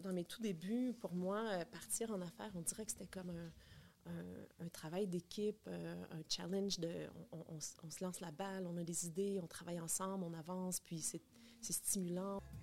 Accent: Bathurst, New Brunswick, Canada; moved away as an adult; also born or lived in United States; now in Montreal, Canada; Je viens du Nouveau-Brunswick. oui, une petite fille de l'Est bien déterminée. En fait, euh, c'est ça, je suis née au Nouveau-Brunswick, à Bathurst, Nouveau-Brunswick.

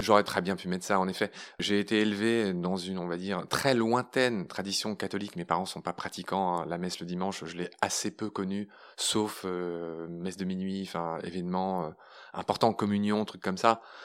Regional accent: Pont-à-Mousson, Grand Est, France; also born or lived in Briey / Nancy / Latin America; J'ai grandi à Pont-à-Mousson

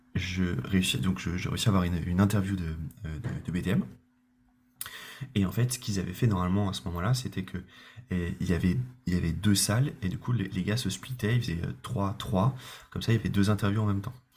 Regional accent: Le Mans, Pays de la Loire, France; moved away as an adult; now in Paris, France; moi je suis du Mans, je suis originaire du Mans

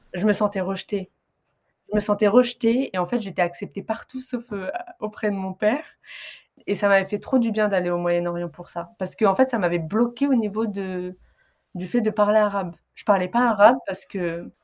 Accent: France; j'ai grandi en France

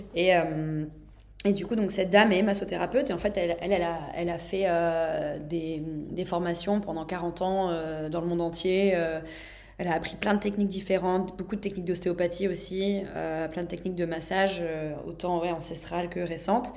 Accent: Nantes, Pays de la Loire, France; moved away as an adult; also born or lived in Mexico; je suis née à Nantes, j'ai étudié ailleurs et après je suis partie habiter 7 ans au Mexique.

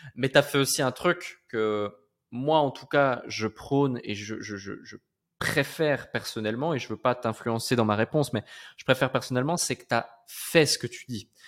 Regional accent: Switzerland; moved away as an adult; je suis né en Suisse, j'ai grandi en Suisse, j'ai fait mes 22, 23 premières années de ma vie en Suisse

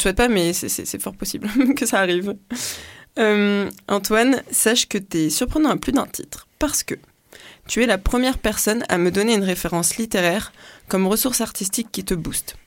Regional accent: French Guiana; je suis née en Guyane

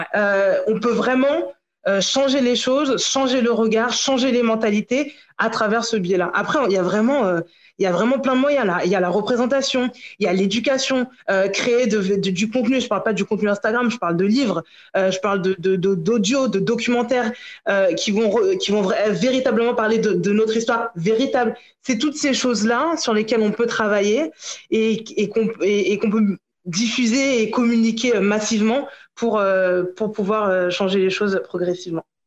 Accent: Paris region, Île-de-France, France; also born or lived in Guadeloupe; Je suis guadeloupéenne, je suis née à Paris. J'ai grandi en région parisienne

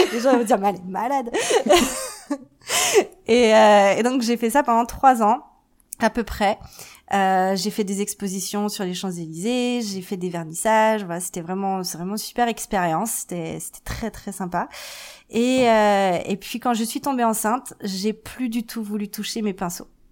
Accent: Paris, Île-de-France, France; moved away as an adult; also born or lived in Vancouver, Canada; now in Calgary, Canada; je je suis née, j'ai grandi à Paris.

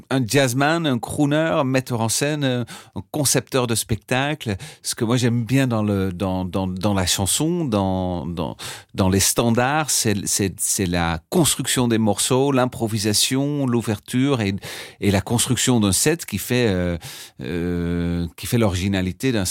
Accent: Amsterdam, North Holland, Netherlands; now in Paris, France; d'Amsterdam, oui.

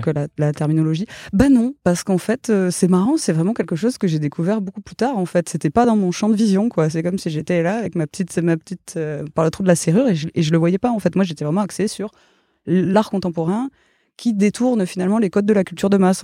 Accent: Gers, Occitania, France; moved away; also born or lived in Toulouse; j'ai grandi dans le Gers.

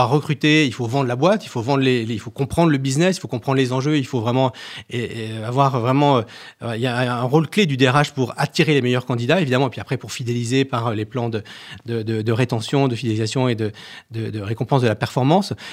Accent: Saint-Étienne, Auvergne-Rhône-Alpes, France; Parce que je suis stéphanois, effectivement.

